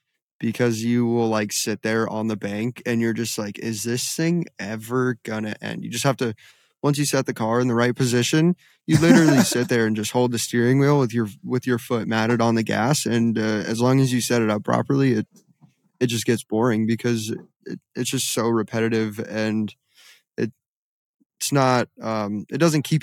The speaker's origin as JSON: {"language": "English", "region": "West Coast", "country": "United States", "tie": "born or raised there", "said": "I grew up driving everywhere on the West Coast where you don't have to worry about low bridges"}